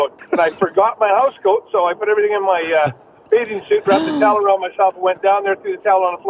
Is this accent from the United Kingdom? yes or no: no; Calgary, Alberta, Canada; Yeah, I'm from Calgary